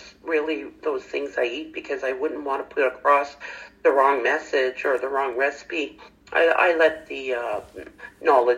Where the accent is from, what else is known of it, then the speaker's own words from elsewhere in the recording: St. Charles, Ontario, Canada; I was raised in St. Charles, Ontario, and we lived on a farm